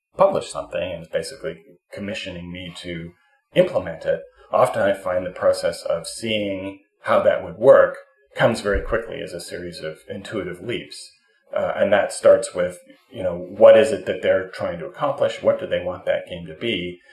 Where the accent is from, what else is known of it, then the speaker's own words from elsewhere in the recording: Canada; I'm a Canadian